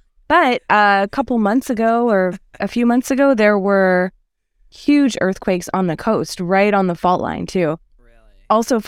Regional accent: Boston, Massachusetts, United States; moved away as an adult; now in Indiana, United States; so I moved to Indiana when I was 22 from Boston

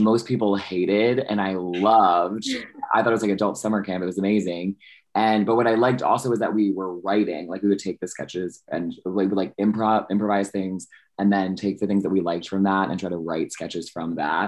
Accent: Philadelphia, Pennsylvania, United States; moved away as an adult; also born or lived in North Carolina; So I grew up in Philadelphia where I did like theater and stuff

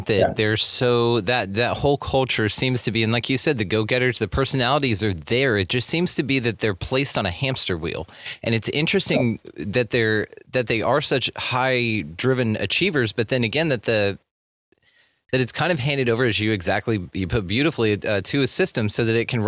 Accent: Texas, United States; born or raised there

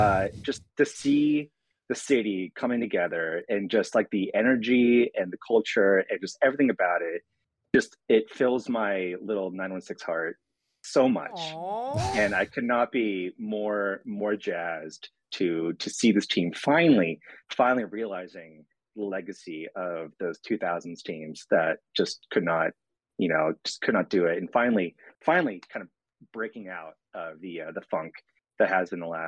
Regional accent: Sacramento, California, United States; moved away; I'm from there. So I feel like, you know, ethically, morally obligated to root for my hometown team.

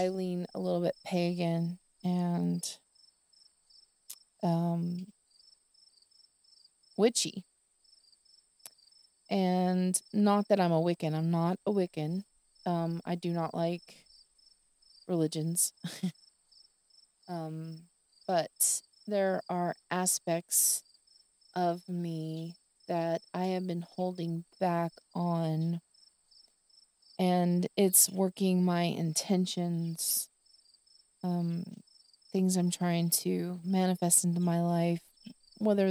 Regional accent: the South, United States; I am from the South, and crickets in the evening

